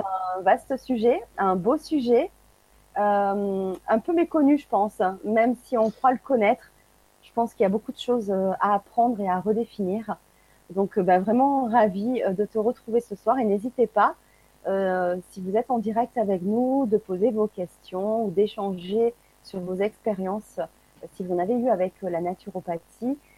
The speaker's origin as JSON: {"language": "French", "country": "France", "said": "de par chez nous en France"}